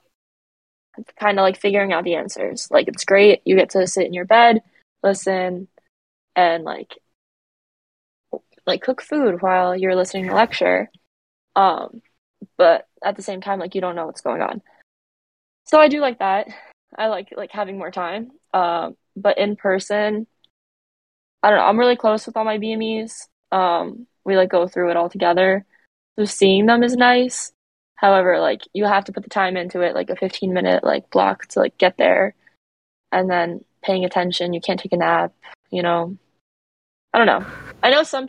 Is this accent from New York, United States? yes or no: no; Brick, New Jersey, United States; born or raised there; moved away as an adult; also born or lived in Newark, New Jersey